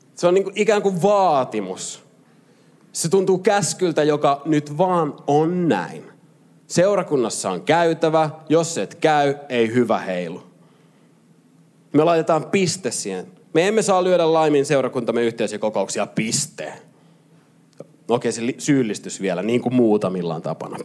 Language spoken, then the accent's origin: Finnish; Lahti, Päijät-Häme, Finland; moved away; mä oon Lahdesta kotosi ja Lahdessa mä pelasin futista